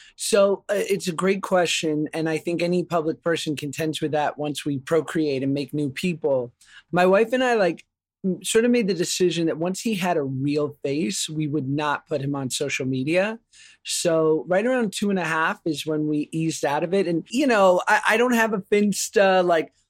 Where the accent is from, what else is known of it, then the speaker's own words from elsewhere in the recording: New York, United States; I grew up in New York, you know, single mom, public school